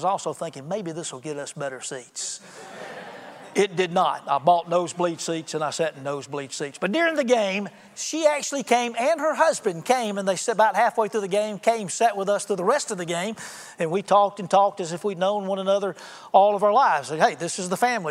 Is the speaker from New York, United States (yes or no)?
no; Alabama, United States; I'm from Alabama